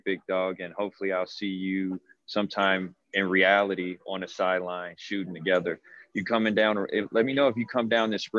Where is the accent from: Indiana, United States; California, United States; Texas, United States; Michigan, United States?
Indiana, United States; Gary; I come from Gary, Indiana.